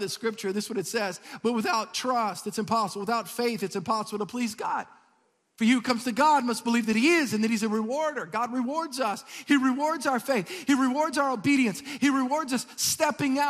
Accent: Metairie, Louisiana, United States; I moved in the house that I was raised in Metairie.

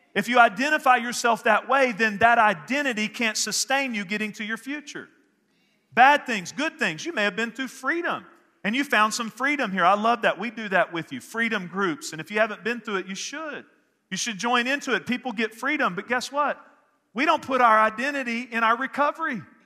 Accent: Northeast Texas, United States; where I grew up in Northeast Texas

